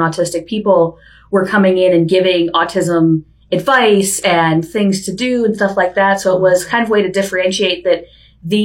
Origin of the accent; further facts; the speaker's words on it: Chicago, Illinois, United States; also born or lived in Vermont / San Diego; now in Bellingham, United States; Growing up in Chicago as a kid, for me, I was a big outdoorsy person